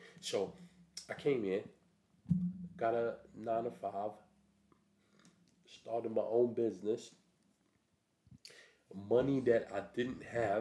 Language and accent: English; New York City, New York, United States; moved away as an adult; now in England; I'm a New Yorker. I'm from, you know, Brooklyn, Flatbush